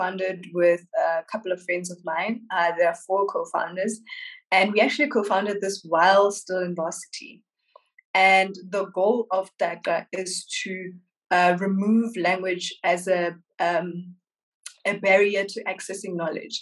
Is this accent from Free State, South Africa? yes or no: yes; Welkom, Free State, South Africa; I'm a young woman, Wamosotho, born and bred in Valcom in the Free State